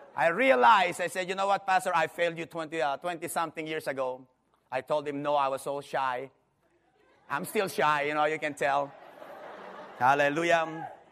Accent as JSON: {"language": "English", "country": "Philippines", "moved": "yes", "lives_now": "California, United States", "said": "I'm from the Philippines, pastoring in California"}